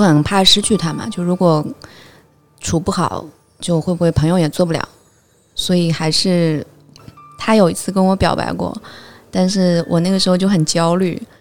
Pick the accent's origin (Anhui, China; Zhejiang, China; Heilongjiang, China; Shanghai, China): Zhejiang, China; Hangzhou; 我是杭州人